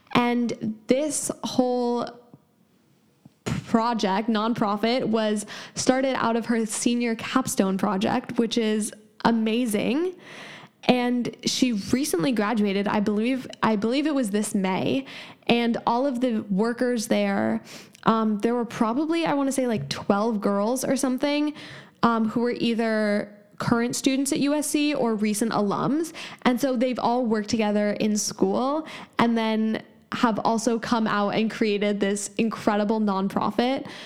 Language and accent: English; San Francisco, California, United States; I'm 17 and from San Francisco, California